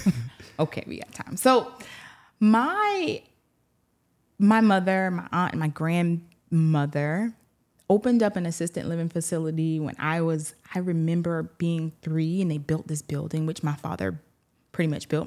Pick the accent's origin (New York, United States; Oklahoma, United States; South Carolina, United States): South Carolina, United States; Eutawville; moved away as an adult; also born or lived in Augusta, Georgia; now in Louisiana, United States; born and reared in a small town called Utahville, E U T